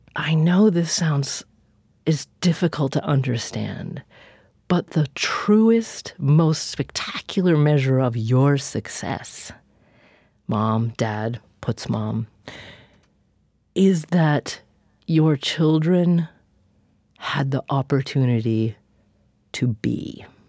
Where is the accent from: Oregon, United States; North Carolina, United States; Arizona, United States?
Oregon, United States; Corvallis; my hometown of Corvallis, Oregon